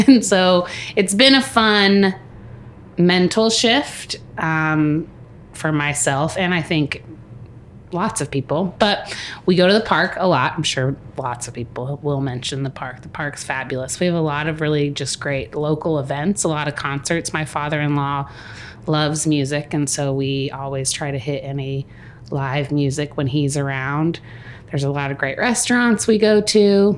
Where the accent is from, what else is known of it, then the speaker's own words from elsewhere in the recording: Indiana, United States; my parents had already moved back home to Indiana because we're originally from Indiana, but not Marion.